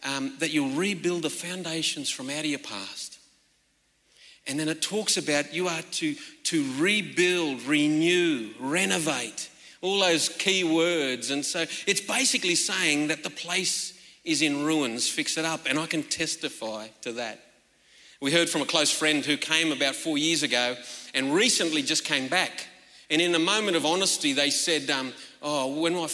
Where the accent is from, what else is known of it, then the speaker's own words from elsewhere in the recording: northwestern New South Wales, Australia; I'm from the Gumeroi people of northwestern New South Wales